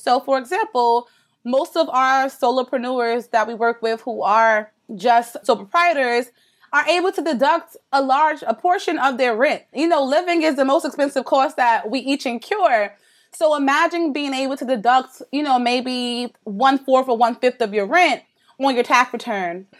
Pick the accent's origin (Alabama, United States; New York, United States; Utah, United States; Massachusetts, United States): New York, United States; I'm from New York